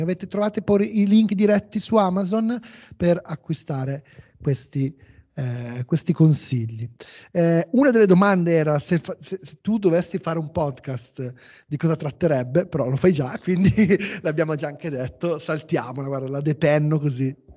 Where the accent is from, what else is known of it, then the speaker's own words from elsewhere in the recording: Como, Lombardy, Italy; io sono di Como